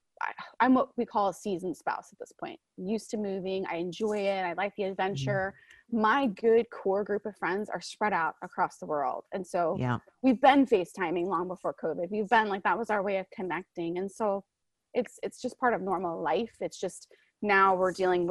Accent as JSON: {"language": "English", "region": "Florida", "country": "United States", "tie": "born or raised there", "also_born_or_lived": "Alaska", "moved": "as an adult", "said": "I grew up in Florida. He got stationed in my hometown"}